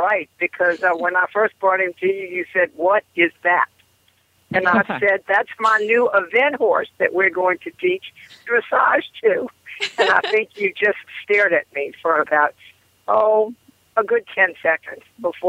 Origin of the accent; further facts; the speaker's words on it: New Orleans, Louisiana, United States; moved away as an adult; now in Kentucky, United States; As you know, I am from New Orleans, and I was a Katrina non-evacuee. So I was there during the whole time until the National Guard came.